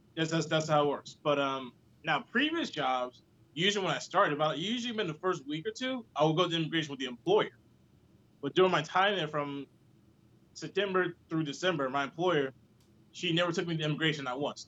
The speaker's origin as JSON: {"language": "English", "town": "Blythewood", "region": "South Carolina", "country": "United States", "moved": "as an adult", "lives_now": "South Korea"}